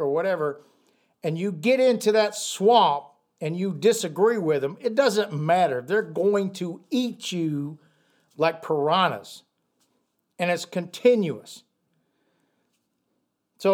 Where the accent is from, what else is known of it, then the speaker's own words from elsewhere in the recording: United States; I'm an American.